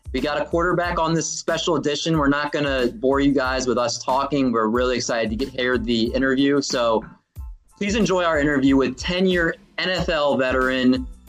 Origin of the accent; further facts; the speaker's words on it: Washington, District of Columbia, United States; we're all from the Washington, D.C. area